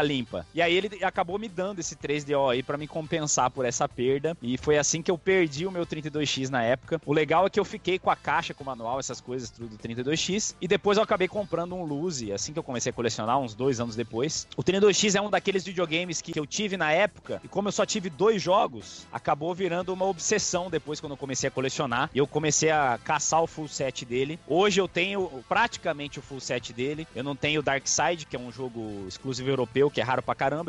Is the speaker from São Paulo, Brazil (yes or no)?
no; Campo Grande, Mato Grosso do Sul, Brazil; Quando voltei pra minha cidade natal, para Campo Grande